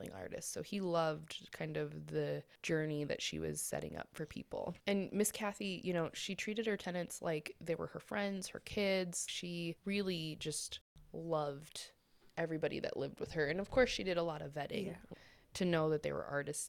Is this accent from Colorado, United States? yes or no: yes; Colorado, United States; We're from Colorado